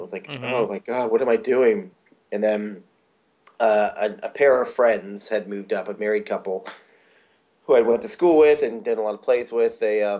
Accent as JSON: {"language": "English", "region": "Florida", "country": "United States", "tie": "born or raised there", "said": "And of course, growing up in Florida, we saw snow once. It was like a miracle on Christmas."}